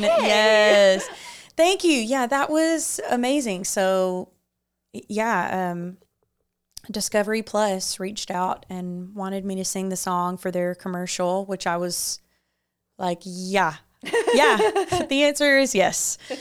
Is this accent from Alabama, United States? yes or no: yes; Muscle Shoals, Alabama, United States; I grew up in Muscle Shoals, so that's five minutes from my house.